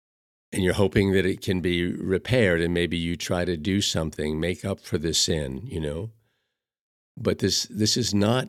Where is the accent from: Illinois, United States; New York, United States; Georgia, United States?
Illinois, United States; Chicago; as a Roman Catholic, I grew up in Chicago, and I was taught about sin